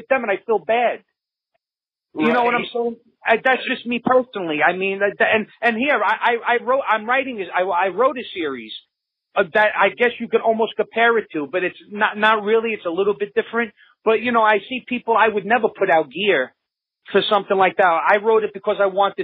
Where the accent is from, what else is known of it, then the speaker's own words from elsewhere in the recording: New York City, New York, United States; now in upstate New York, United States; I live upstate New York now. I'm originally from Brooklyn